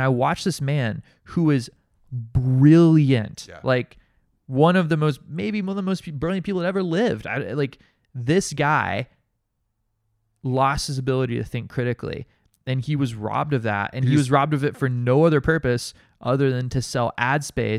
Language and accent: English; Massachusetts, United States; which is a condition known as being Massachusetts Irish trash, which is what we are.